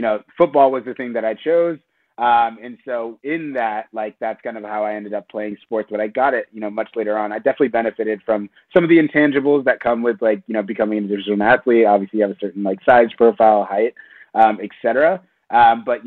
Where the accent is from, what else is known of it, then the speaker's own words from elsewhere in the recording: St. Louis, Missouri, United States; moved away as an adult; I came from the Midwest, grew up in St. Louis